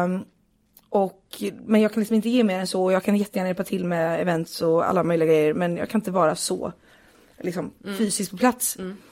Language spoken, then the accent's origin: Swedish; Partille, Västra Götaland, Sweden; jag är uppvuxen utanför Göteborg i en kommun som heter Partille.